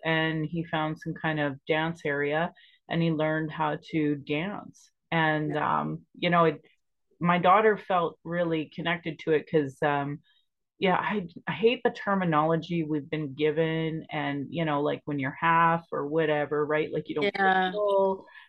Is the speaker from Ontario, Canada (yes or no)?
no; Sylvan Lake, Alberta, Canada; moved away; also born or lived in Calgary; And I remember growing up in Sylvan Lake, and Sylvan Lake's predominantly white. It was at least when I was growing up there.